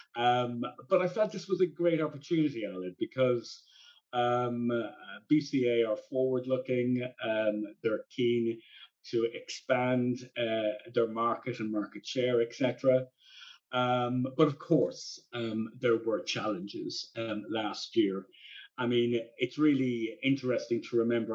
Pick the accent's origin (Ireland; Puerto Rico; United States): Ireland; now in London, United Kingdom